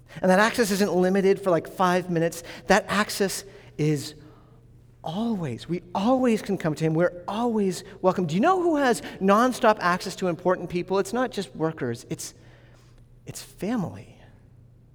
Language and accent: English; New England, United States; I'm from New England